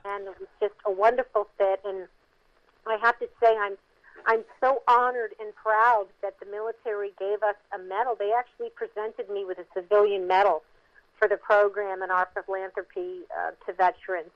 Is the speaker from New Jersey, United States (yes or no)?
yes; Mount Holly, New Jersey, United States; I grew up in Mount Holly, New Jersey, in the 60s and 70s